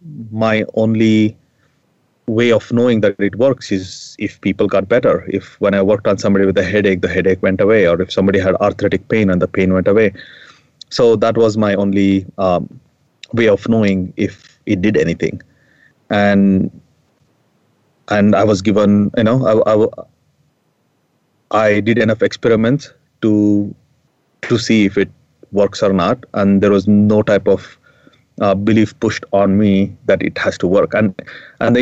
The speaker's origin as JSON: {"language": "English", "country": "India", "tie": "born or raised there", "said": "when I was growing up in India, I was raised as a Hindu"}